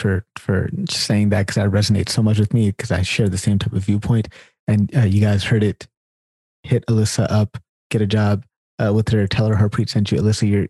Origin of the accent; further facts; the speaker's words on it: Sacramento, California, United States; I'm a Californian as well. And it's interesting because like I'm a Californian from Sacramento.